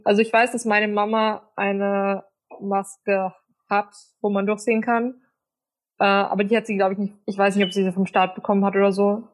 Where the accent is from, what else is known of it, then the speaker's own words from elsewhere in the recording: Austria; bei uns in Österreich